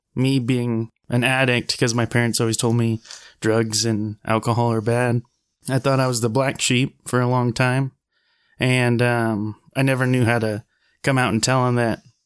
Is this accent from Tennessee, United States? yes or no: no; Wasilla, Alaska, United States; moved away as an adult; also born or lived in Anchorage, Alaska; I'm from Anchorage, or Wasilla, Alaska